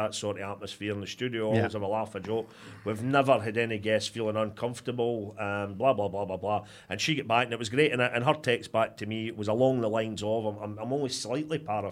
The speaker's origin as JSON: {"language": "English", "town": "Motherwell", "region": "Scotland", "country": "United Kingdom", "tie": "born or raised there", "said": "Motherwell's my team, born and bred in Motherwell"}